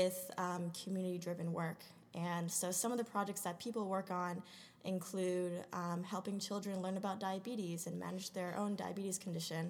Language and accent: English; New Jersey, United States; also born or lived in Rhode Island; I am originally from New Jersey